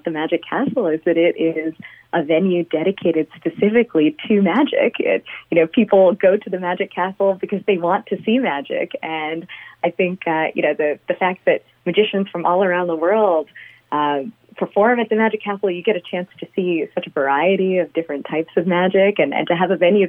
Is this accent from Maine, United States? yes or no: no; Long Island, New York, United States; I grew up on Long Island